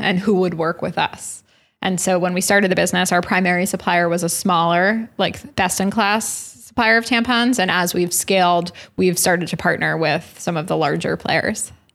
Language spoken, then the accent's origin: English; New York City, New York, United States; New York City